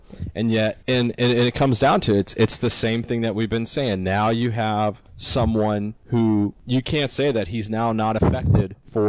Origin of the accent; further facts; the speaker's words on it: Canada; it might be because I'm younger than you guys, and I'm idealistic and I'm Canadian, and there you go.